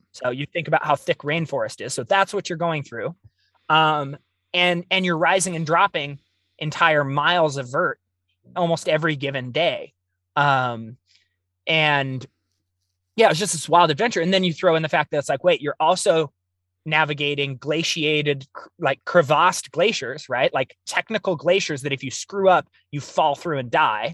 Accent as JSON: {"language": "English", "region": "Oregon", "country": "United States", "tie": "born or raised there", "said": "I grew up in the Pacific Northwest. I'm, I'm Oregon born and raised."}